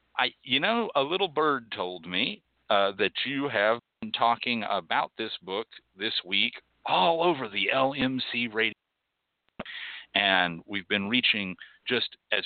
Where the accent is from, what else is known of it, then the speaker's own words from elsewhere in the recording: Boyd, Texas, United States; when I was young, growing up in Boyd, Texas